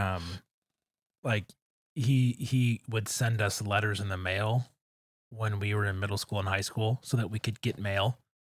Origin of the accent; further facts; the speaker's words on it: Grosse Pointe, Michigan, United States; growing up in Grosse Pointe, but going to church in the city